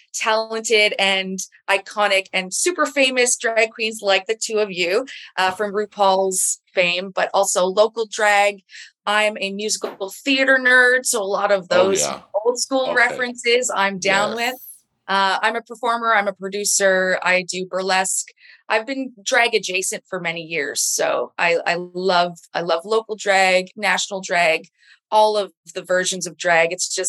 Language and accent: English; Newfoundland and Labrador, Canada; So I'm actually originally from Newfoundland, which is the far east coast of Canada.